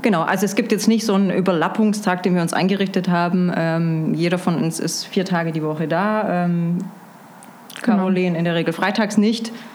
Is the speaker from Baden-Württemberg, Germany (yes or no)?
yes; Stuttgart, Baden-Württemberg, Germany; moved away as an adult; also born or lived in Munich / Berlin / Lisbon; Ursprünglich Stuttgart, ein schwäbisches Gewächs sozusagen